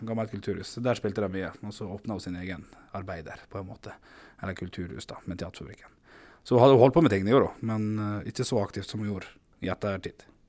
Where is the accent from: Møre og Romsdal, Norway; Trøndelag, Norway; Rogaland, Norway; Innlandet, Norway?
Møre og Romsdal, Norway; Ålesund; now in Oslo, Norway; å være her i Ålesund. og som er min hjemby